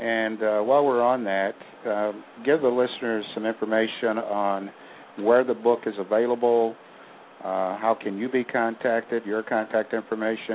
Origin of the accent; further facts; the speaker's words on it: Kansas City, United States; you're coming to my hometown